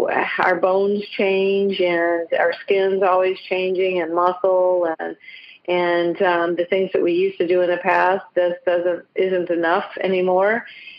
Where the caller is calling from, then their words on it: Southern Pines, North Carolina, United States; I'm actually in Southern Pines, North Carolina.